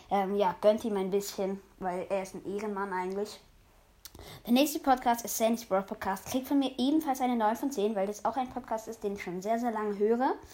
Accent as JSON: {"language": "German", "country": "Switzerland", "said": "Also ich komme selber aus der Schweiz, aber ich probiere mein Bestes zum gut Hochdeutsch reden"}